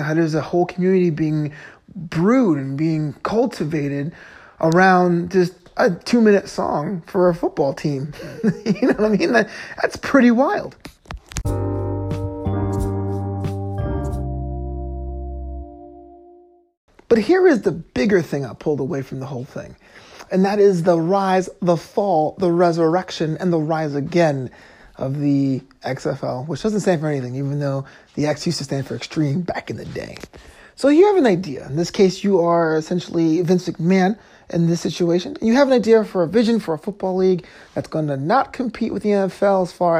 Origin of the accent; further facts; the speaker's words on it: New York, United States; now in Los Angeles, United States; My hometown team would be the New York Guardians